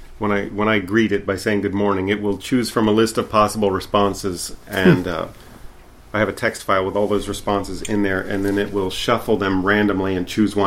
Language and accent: English; Louisiana, United States; also born or lived in Tennessee / Texas; I am from Louisiana